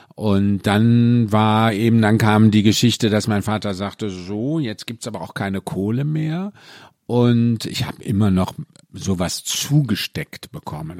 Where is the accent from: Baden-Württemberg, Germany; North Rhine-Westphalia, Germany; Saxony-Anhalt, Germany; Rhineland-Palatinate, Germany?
North Rhine-Westphalia, Germany; Mülheim an der Ruhr; moved away; also born or lived in Cologne; bin aus dem Ruhrpott, also aus München. Müller am Ruhr